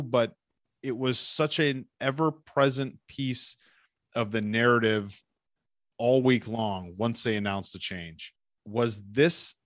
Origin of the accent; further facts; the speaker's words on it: Cleveland, Ohio, United States; moved away; I haven't lived there in 20 years. It's still my hometown